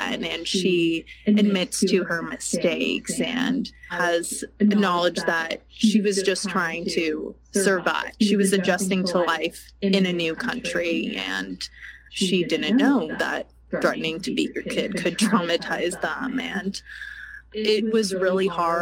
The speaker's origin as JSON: {"language": "English", "country": "United States", "tie": "born or raised there", "said": "I'm incredibly privileged to be growing up in America"}